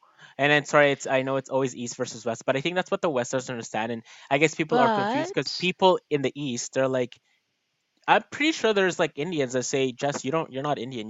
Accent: Philippines; do come from the Philippines, right? I grew up there.

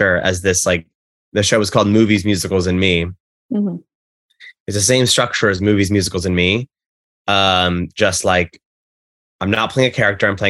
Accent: Texas, United States; I'm from Texas originally.

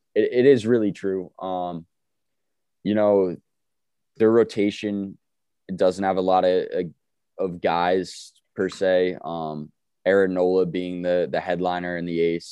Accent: East Coast, United States; both of us born and raised on the East Coast, still on the East Coast

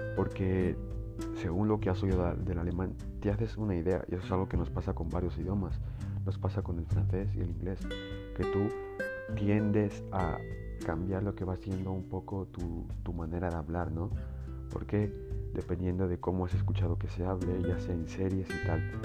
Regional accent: Spain; mi país España

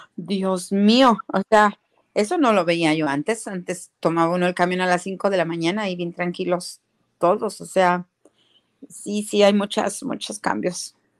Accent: Xichú, Guanajuato, Mexico; also born or lived in San Rafael, California; now in San Pablo, United States

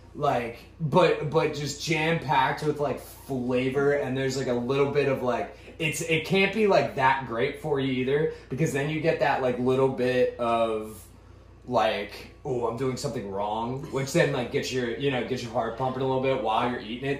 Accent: Ashburn, Virginia, United States; also born or lived in Scottsdale, Arizona / Pittsburgh, Pennsylvania; I spent the majority of my life in Virginia, so that's where I identify being from

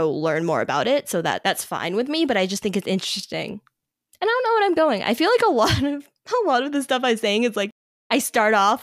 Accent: United States; first language English; I'm not Chinese. Like, I'm an American

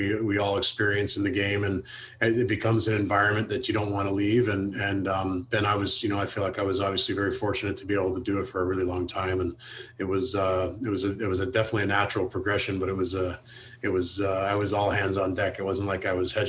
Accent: London, Ontario, Canada; growing up in Southern Ontario, you don't have much of a choice, but it's, it was definitely great.

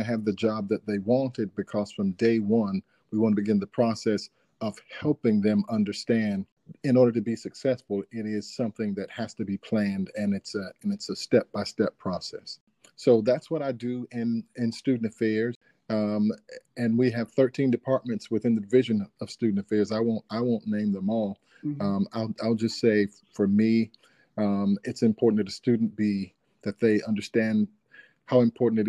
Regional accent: Dunn, North Carolina, United States; also born or lived in Ohio / Georgia; I am from North Carolina, born and raised here in a small city called Dunn.

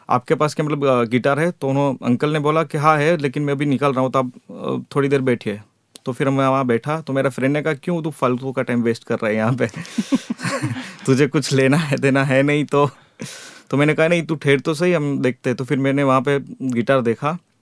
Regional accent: Porbandar, Gujarat, India; moved away as an adult; also born or lived in Jamnagar; मैं पोरबंदर से हूँ

